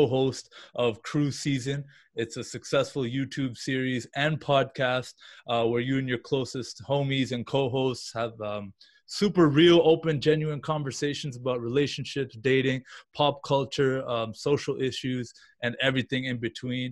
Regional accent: Canada; I'm Canadian myself

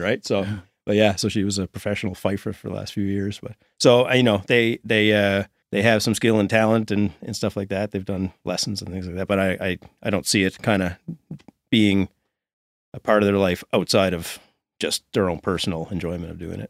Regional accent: Sydney, Nova Scotia, Canada; We're from, s, both from Sydney. He's from, uh, we were talking about neighborhoods earlier, but he's from the Pier and I'm f, I was from Ashby

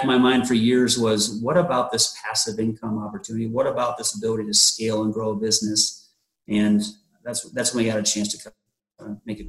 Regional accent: Omaha, Nebraska, United States; born and raised in the Omaha area

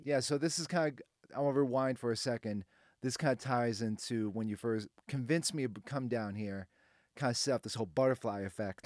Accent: Boston, Massachusetts, United States; moved away as an adult; now in Nashville, United States; I'm from Boston

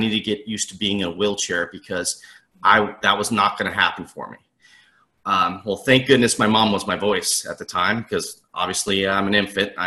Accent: Southern California, United States; I'm from the Southern California area, born and raised

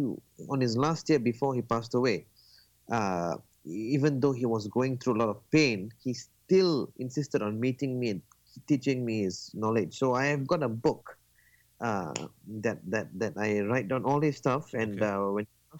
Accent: Malaysia; I'm from Malaysia.

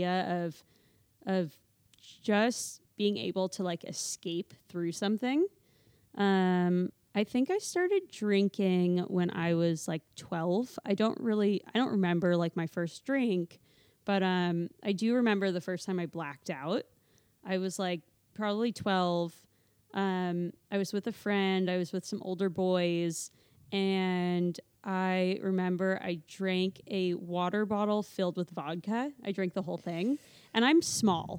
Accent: Calabasas, California, United States; growing up in Calabasas

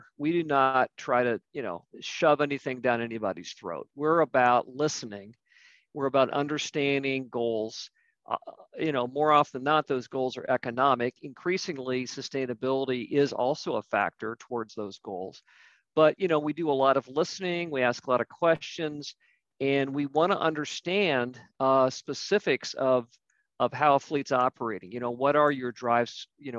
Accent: Ohio, United States; moved away as an adult; also born or lived in the East Coast; I'm originally from Ohio. I lived out east for a number of years, moved back with my wife to Ohio

